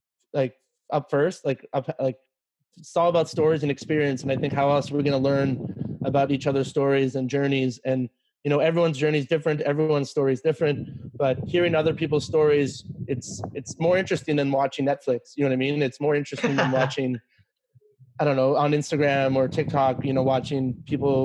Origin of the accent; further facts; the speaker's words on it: Canada; also born or lived in China; I'm from Canada